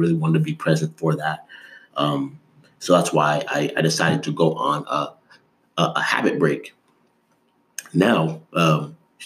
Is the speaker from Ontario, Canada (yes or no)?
yes; Toronto, Ontario, Canada; moved away; also born or lived in Des Moines, Iowa / Dallas; I grew up in Toronto, which is one of the biggest cities in North America